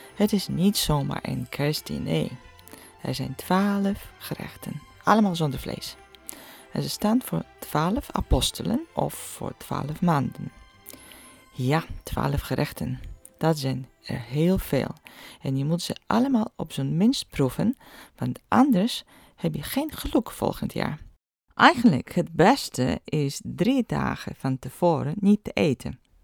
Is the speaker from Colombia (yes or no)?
no; eastern Poland, Poland; moved away; In Oost-Polen, waar ik vandaan kom